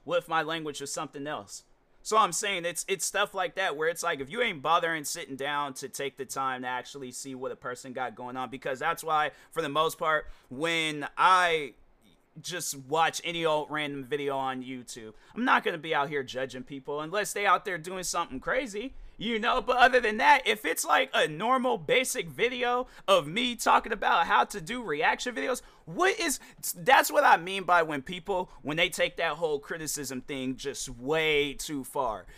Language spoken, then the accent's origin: English; United States; I am American